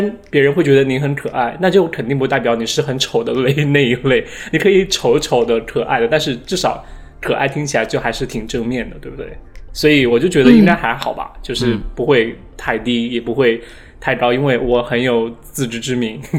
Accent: Chongqing, China; 我就是重庆的，不要说我是云贵川，

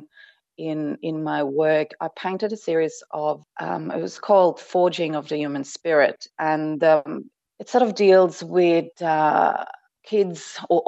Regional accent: Berlin, Germany; moved away; I grew up in East Berlin, in East Germany, and that was during the time behind the Iron Curtain

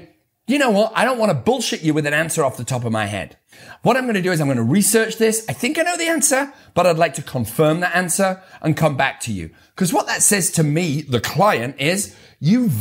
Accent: United Kingdom; I'm too British.

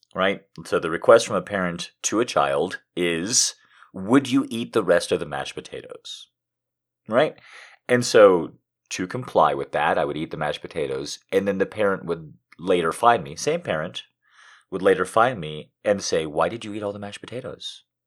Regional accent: United States; my entire life as an American

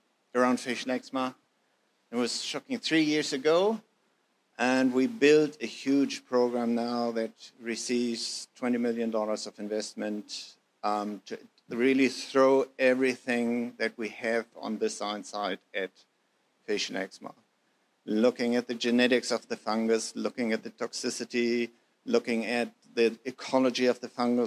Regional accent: Germany; moved away as an adult; now in New Zealand; I'm German by birth, as you probably have heard by now, but Kiwi by heart

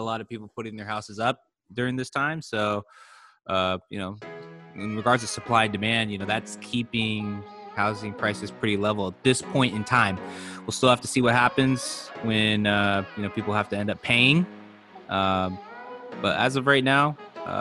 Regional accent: Silicon Valley, California, United States; growing up in the Silicon Valley

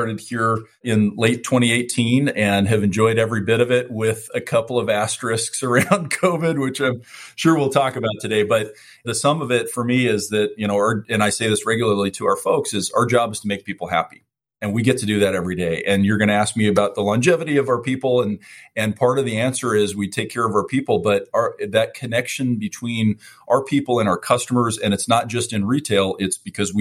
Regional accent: San Francisco, California, United States; I was born in San Francisco. I'm a West Coast guy

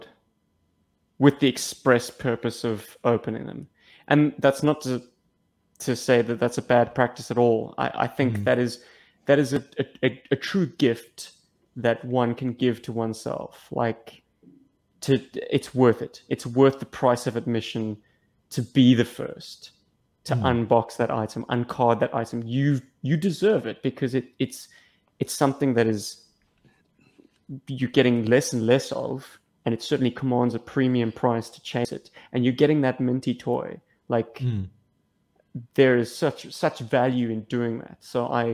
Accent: South Africa; I was born in Africa

